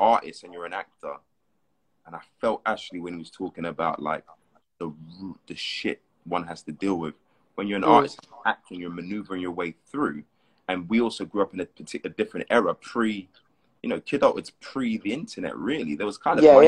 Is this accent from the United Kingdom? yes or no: yes; London, United Kingdom; moved away as an adult; now in Los Angeles, United States; I grew up in Hackney for a bit, and then North London, spent a lot of time in South London.